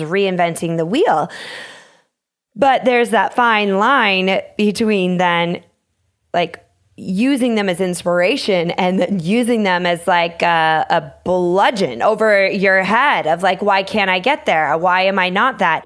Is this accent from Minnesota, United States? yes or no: yes; Minnesota, United States; I'm from Minnesota too